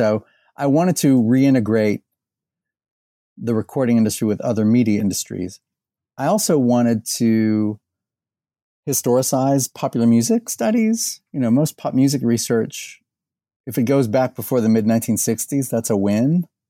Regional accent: Indianapolis, Indiana, United States; now in Louisville, United States; I was born in Indiana. I grew up in and around Indianapolis.

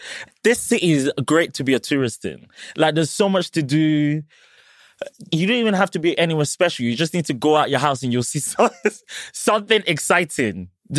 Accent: Scotland, United Kingdom; accent: Scottish; also born or lived in Kigali, Rwanda; So I was born in Rwanda, born in Kigali, left at about age 2. And things started to get a little bit heated and came over to the UK and grew up in Scotland

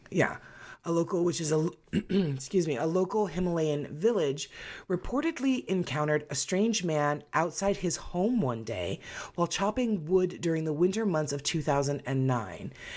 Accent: United States; we're American

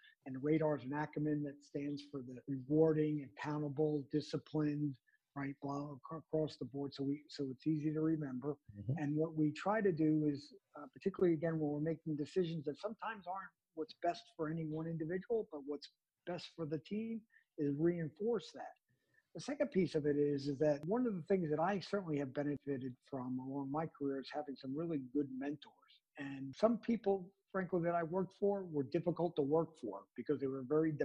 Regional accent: New Jersey, United States; also born or lived in New York City; I grew up in the greater New York area, born and raised in New Jersey. My first 6 or 7 years was in New York City

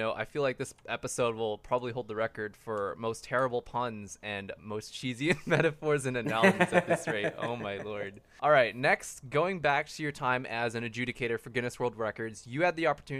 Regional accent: Philippines; me being Filipino

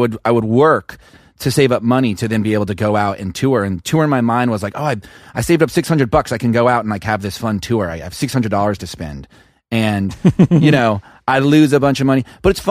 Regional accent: Kansas, United States; also born or lived in Texas / Oklahoma / New York / Los Angeles; I'm from Kansas. I'm from the Midwest. I grew up in Texas, Oklahoma, and Kansas, and I lived in New York for a long time and LA for a long time, but I moved back.

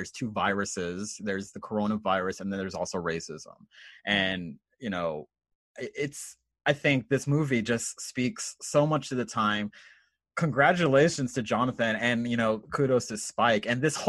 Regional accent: San Antonio, Texas, United States; I'm San Antonio.

